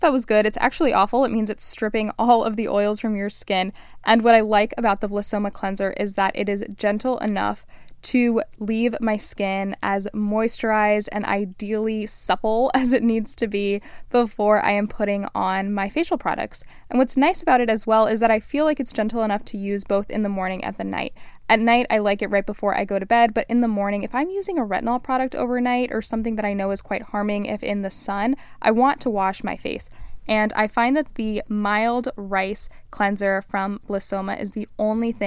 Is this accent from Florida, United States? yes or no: yes; Miami, Florida, United States; moved away; I'm Cuban. I grew up in Miami, Florida. I'm first generation American